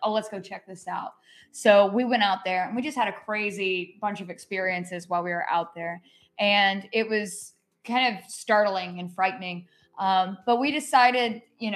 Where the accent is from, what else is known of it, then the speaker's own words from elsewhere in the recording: Haywood County, Western North Carolina, United States; moved away as an adult; also born or lived in New Orleans; now in South Carolina, United States; I'm from Haywood County